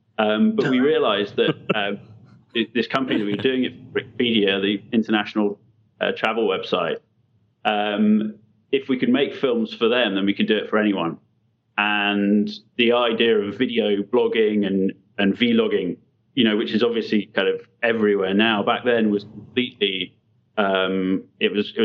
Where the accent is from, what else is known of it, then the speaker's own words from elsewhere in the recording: London, United Kingdom; we're originally from London